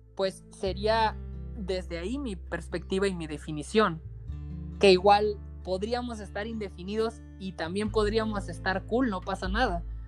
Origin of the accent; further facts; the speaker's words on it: Sinaloa, Mexico; soy norteño, soy de Sinaloa, me crié en un pueblo mágico